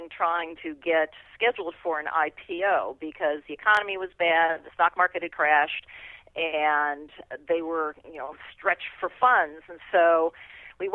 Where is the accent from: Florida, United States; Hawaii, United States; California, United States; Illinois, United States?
Illinois, United States; Chicago; moved away as an adult; now in Silicon Valley, United States; I grew up in the Chicago area.